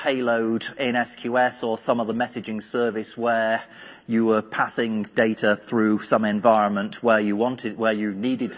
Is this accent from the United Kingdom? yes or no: yes; United Kingdom; being British